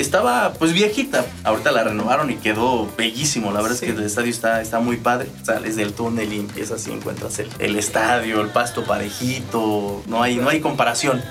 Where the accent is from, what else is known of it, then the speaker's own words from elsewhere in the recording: San Pedro la Cabecera, State of Mexico, Mexico; soy originario de San Pedro la Cabecera